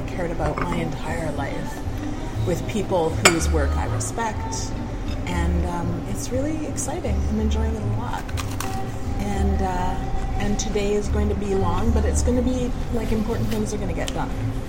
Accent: East Coast, United States; It is almost even not morning for me right now because I'm from the East Coast.

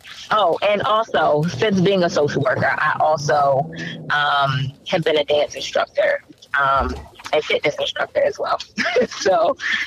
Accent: Baltimore, Maryland, United States; growing up in Baltimore City

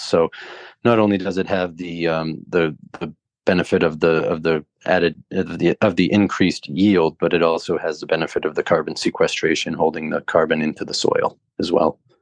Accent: Southern Maine, United States; now in Jacksonville, United States; I grew up in the Northeast in Southern Maine

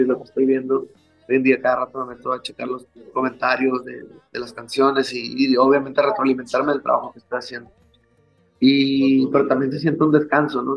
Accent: Hermosillo, Sonora, Mexico; soy muy así de mi tierra, soy muy de Hermosillo

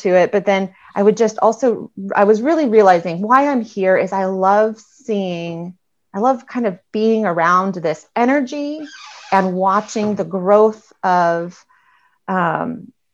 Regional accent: California, United States; moved away as an adult; also born or lived in Missouri; growing up in California, I had like a decent amount of Spanish background

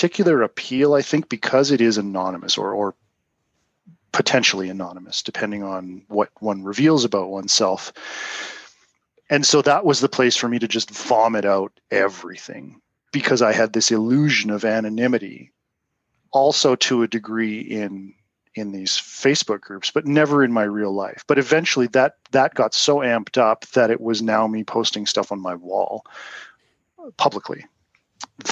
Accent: Canada; also born or lived in Utah; I'm Canadian

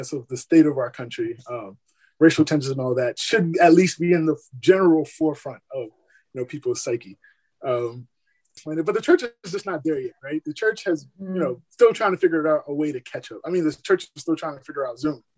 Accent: New York City, New York, United States; also born or lived in Barbados / Iowa; now in San Diego, United States; I was born in Barbados, raised in Brooklyn, New York, spent 9 years in Iowa

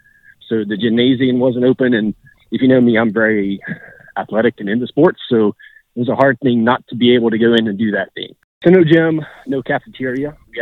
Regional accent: Peterstown, West Virginia, United States; I grew up in Peterstown.

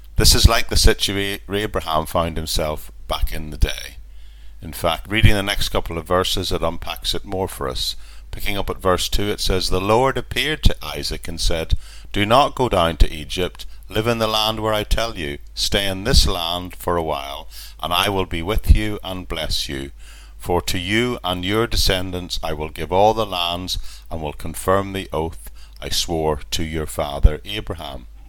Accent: Ireland; when I was growing up in Ireland

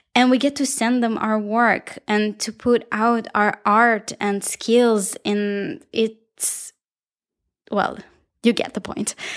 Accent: Israel; accent: Israeli; my beautiful Israeli accent

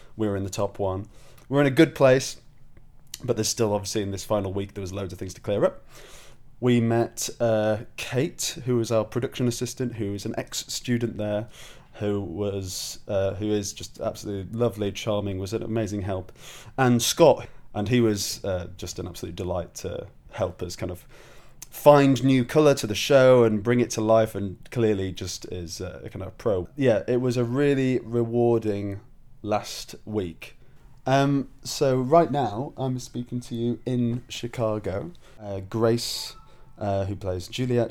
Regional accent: Leeds, Yorkshire and the Humber, United Kingdom; moved away; I'm from Leeds originally, uh, from Yorkshire.

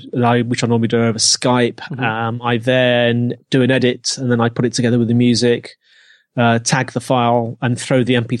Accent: Birmingham, West Midlands, United Kingdom; accent: Brummie; No, you can hear my Brummie accent. That does come out from time to time.

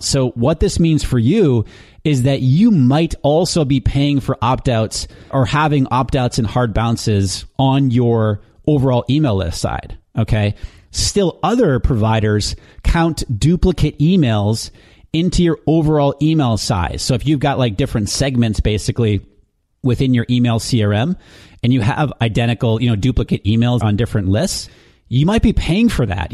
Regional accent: New Hampshire, United States; moved away; I'm originally from New Hampshire, and my mom lives back there with my sisters

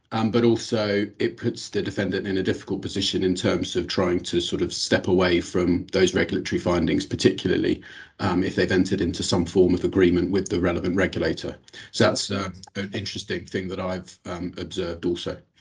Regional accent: United Kingdom; accent: British; moved away; as you'll have picked up from my accent, uh, have a bit of experience of the London uh, market as well

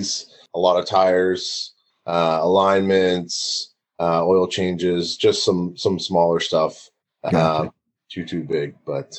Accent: Oakville, Ontario, Canada; my hometown of Oakville

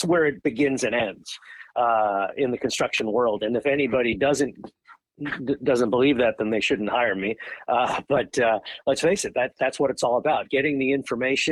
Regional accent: Long Island, New York, United States; moved away as an adult; also born or lived in Notre Dame, Indiana; now in Raleigh, United States; I grew up on Long Island

